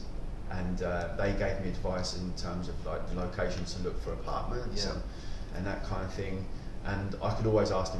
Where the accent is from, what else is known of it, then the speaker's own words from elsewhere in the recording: Kent, South East England, United Kingdom; moved away as an adult; also born or lived in Portsmouth; now in Dubai, United Arab Emirates; From a young age, I was 12 years old, I moved from Kent to Portsmouth